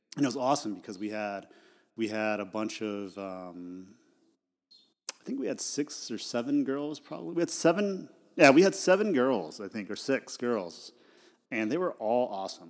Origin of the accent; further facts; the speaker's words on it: Idaho, United States; I grew up in Idaho